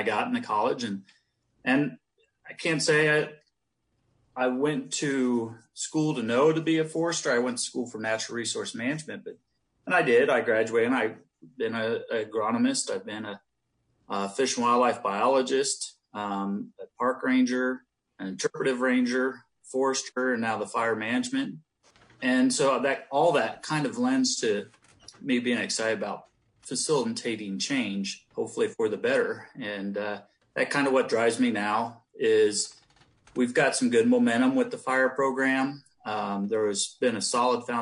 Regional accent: Ohio, United States; moved away; I'm from Ohio and, it was more of an urban setting for me growing up

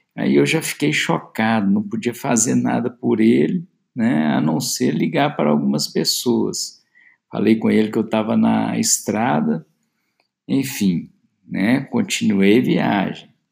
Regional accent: Belo Horizonte, Minas Gerais, Brazil; sou de Belo Horizonte, BH, como dizemos aqui

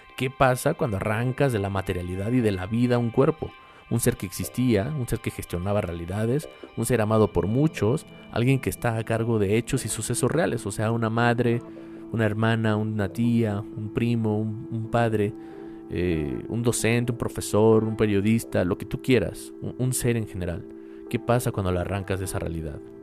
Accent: Mexico; mi país

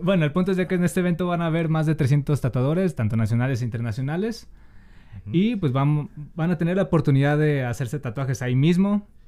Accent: Monterrey, Nuevo León, Mexico; accent: regio; moved away; No sé si han notado en mi acento, pero hablo medio regio

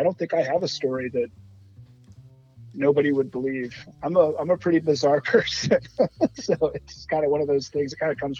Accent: Columbus, United States; when I was growing up in Columbus.

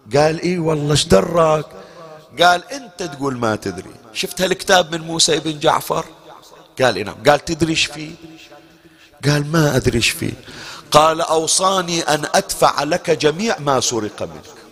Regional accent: Bahrain; احنا عندنا في البحرين

